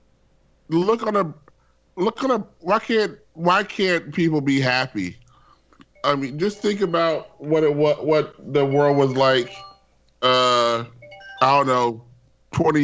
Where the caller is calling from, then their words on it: Glendale, California, United States; I'm calling from Glendale, California